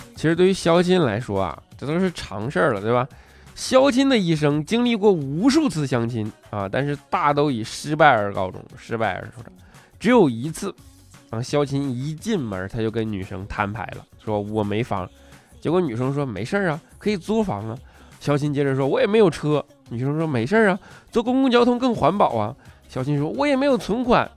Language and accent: Chinese; China; 我们中国人